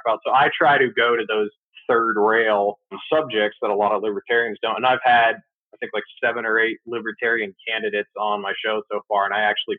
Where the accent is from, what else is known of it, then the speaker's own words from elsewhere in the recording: New Hampshire, United States; Growing up in New Hampshire